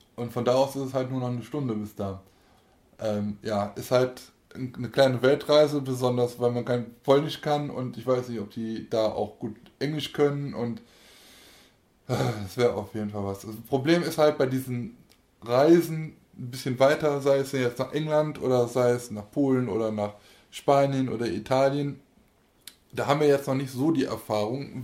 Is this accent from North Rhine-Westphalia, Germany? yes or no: yes; Aachen, North Rhine-Westphalia, Germany; Österband ist ja bei uns der die Kirmes äh, unserer Heimatstadt oder meiner Heimatstadt.